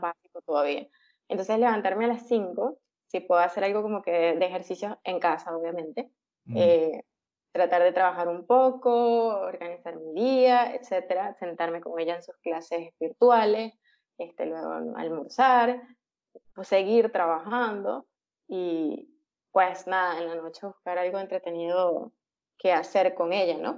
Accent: Venezuela; moved away as an adult; also born or lived in Caracas; now in Peru; Como muchos venezolanos por situación país, decidí emigrar hace tres años

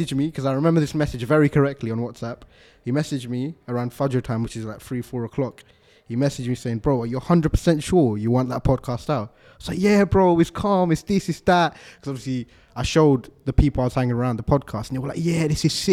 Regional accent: London, United Kingdom; also born or lived in Stratford, London; I grew up in Stratford in East London. Actually, I grew up in Manor Park in East London

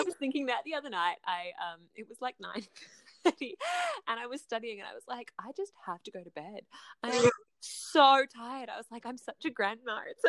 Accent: south of Melbourne, Victoria, Australia; moved away as an adult; now in Canberra, Australia; I'm originally from kind of south of Melbourne, but I've spent the last few years studying in Canberra.

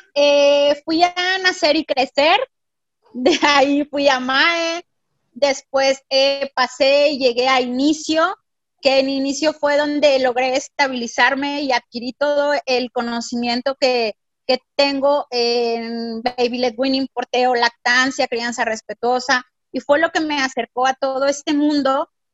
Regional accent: Mexico City, Mexico; now in Monterrey, Mexico; yo soy de la Ciudad de México y físicamente no tenía aquí a nadie

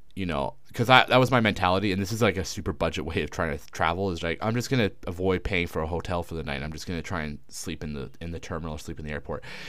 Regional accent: Canada; moved away as an adult; now in China; as a Canadian

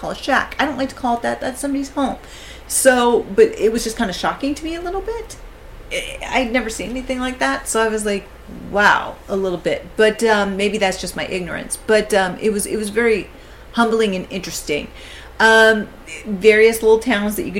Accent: West Coast, United States; moved away; I'm from the West Coast originally

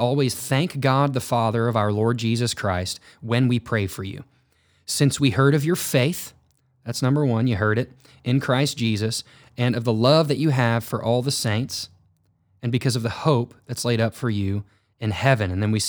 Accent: Poplar Bluff, Missouri, United States; We grew up in Southeast Missouri. We grew up in the Bible Belt where, as you hilariously said on Sunday, Poplar Bluff is the home of like Mexican restaurants, car dealerships, and churches.

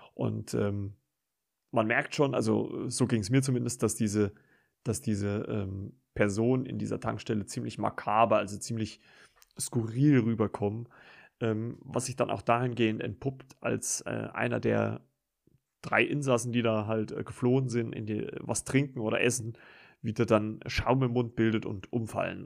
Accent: Germany; bei uns in Deutschland

